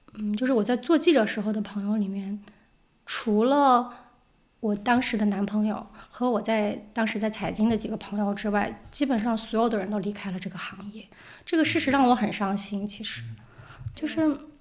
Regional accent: Zigong, Sichuan, China; moved away; also born or lived in Beijing / New York / Tokyo; 我的家乡自贡

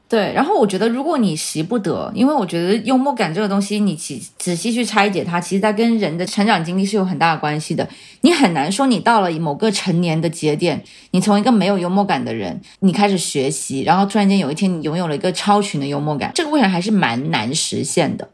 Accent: Shenzhen, Guangdong, China; 我在深圳出生长大，然后我没有离开过这个环境

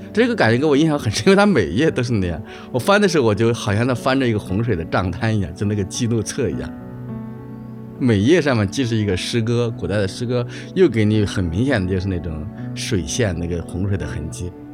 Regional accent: Ankang, Shaanxi, China; moved away as an adult; now in Beijing, China; 我老家出生的地方呢，在它中部的一个山梁子上。那个山梁子呢，就是第二道山梁子

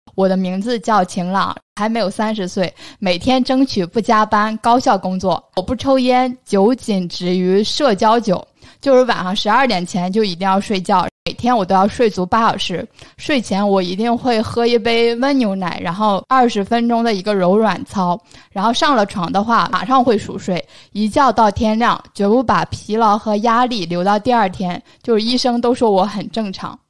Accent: northern China, China; 我们北方在那个冬天的话就流行吃两顿饭，我们夏天就是吃三顿饭，然后冬天就吃两顿饭

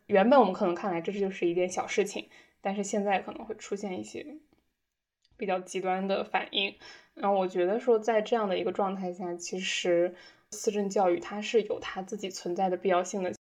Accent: northern China, China; moved away as an adult; 当时我在自己家乡的一个新媒体公司实习。那其实我的家乡呢，已经是北方的一个比较大型的工业城市了

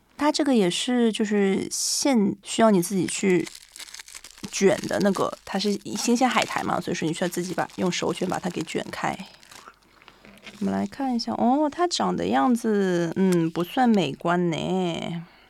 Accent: Shanghai, China; now in Japan; 因为我是个上海人嘛

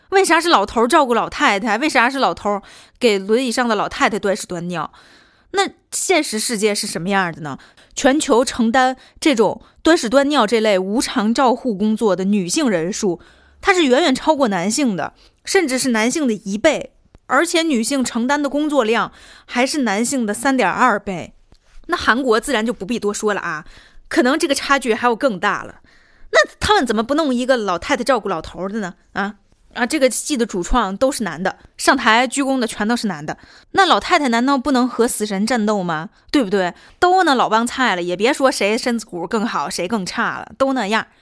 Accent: Tianjin, China; 作为一个天津人

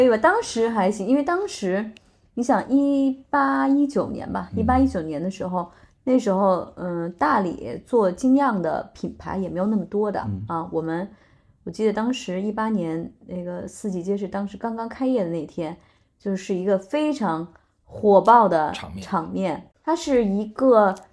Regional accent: northern China, China; moved away as an adult; also born or lived in Beijing / Dali; now in Tonglu, China; 我们都是北方人，我没有在南方生活过

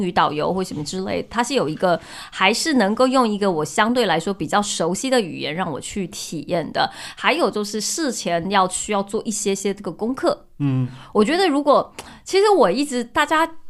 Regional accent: Taiwan; moved away as an adult; also born or lived in Hong Kong / Europe; 我从小只在就是台湾长大读书嘛，嗯。然后我是读完大学我才出国读书，可是我在欧洲读书

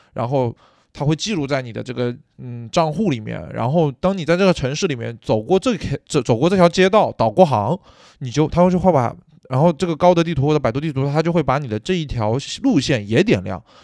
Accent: Nanchang, Jiangxi, China; moved away as an adult; now in Beijing, China; 其实我对北京的了解会比我对我自己家乡，就是江西南昌还要更了解

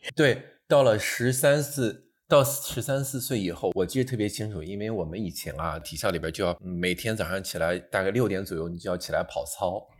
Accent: northern China, China; moved away as an adult; 因为我家是在北方的一个小镇上，冬天非常冷

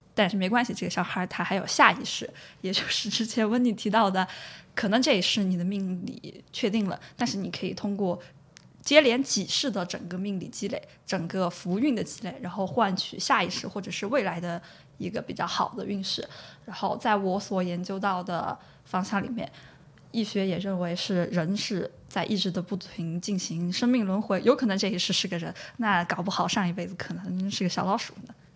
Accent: Chengdu, Sichuan, China; now in London, United Kingdom; 那一年我家就是成都的

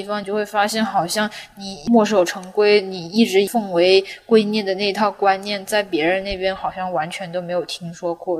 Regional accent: Guangzhou, Guangdong, China; first language Cantonese; Chinese is a second language; also born or lived in Nanjing; 我生在大城市

